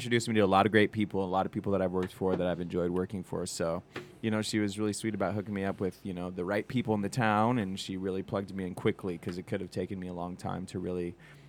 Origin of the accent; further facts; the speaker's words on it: Denver, Colorado, United States; also born or lived in Fort Collins; now in Las Vegas, United States; growing up in Denver. Yeah. I went to school in Fort Collins